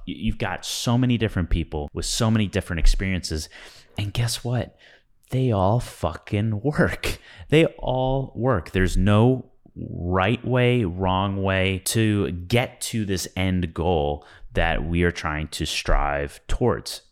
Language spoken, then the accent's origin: English; Midwest, United States; growing up in the Midwest